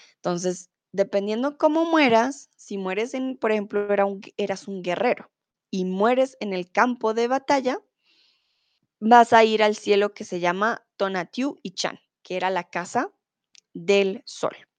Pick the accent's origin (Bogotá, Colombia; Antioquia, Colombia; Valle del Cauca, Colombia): Bogotá, Colombia; now in Germany; soy de Colombia, de Bogotá, la capital, y comúnmente vivo en Alemania